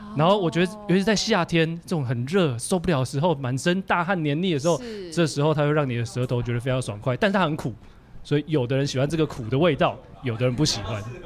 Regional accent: Taiwan; 我们台湾人

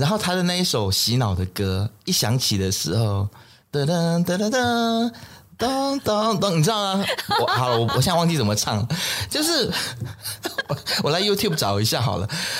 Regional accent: Malaysia; 身为马来西亚人，你看看你自己，我们

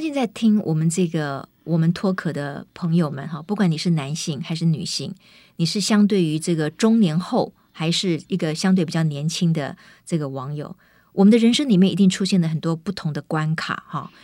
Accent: Kaohsiung, Taiwan; moved away; 我回高雄看我的妈妈

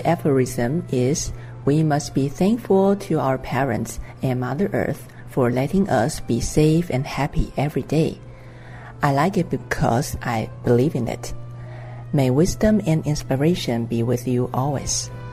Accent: Hualien County, Taiwan; I am from Hualien.

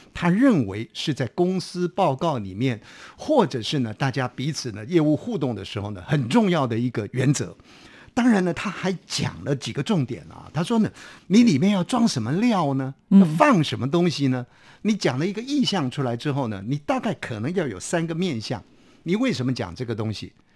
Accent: Taiwan; 我们台湾话讲说放鸽子了

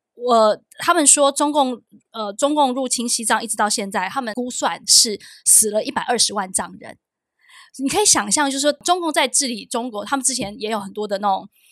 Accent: Taiwan; 我们是从台湾来的

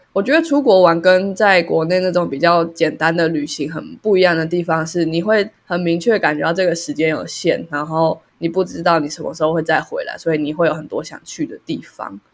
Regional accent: Taiwan; 我们是台湾人

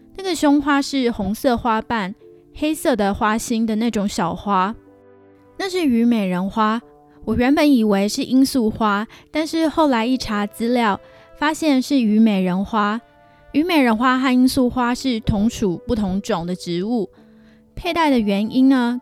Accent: Taiwan; now in Canada; 我又不是中国人，我是台湾人

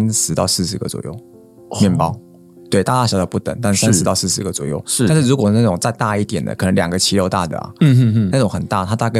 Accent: Hualien County, Taiwan; 因为我是我我家乡在花莲，所以花莲才这么集中。

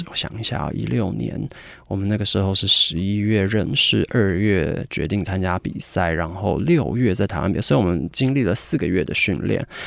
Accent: United Kingdom; 我在英国长大，我其实十二岁就去英国了

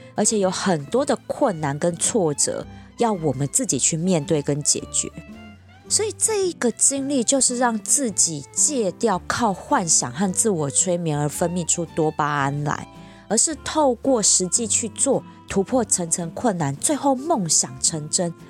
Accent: Taipei, Taiwan; 我就是土生土长的台北怂啊，我的家人、爸妈、工作圈其实全部都在这儿

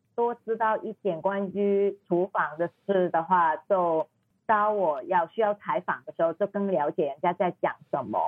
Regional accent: Hong Kong; Chinese is a second language; moved away as an adult; also born or lived in Bangkok, Thailand; now in Chiang Mai, Thailand; 我是香港人

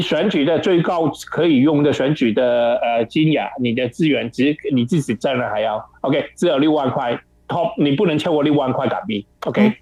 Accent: Hong Kong; moved away as an adult; also born or lived in Taichung, Taiwan; now in Taiwan; 我就回香港

